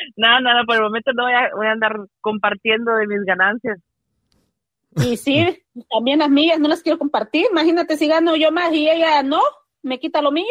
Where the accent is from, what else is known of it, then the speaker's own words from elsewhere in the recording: El Salvador; now in Reno, United States; Yo soy salvadoreña 100%.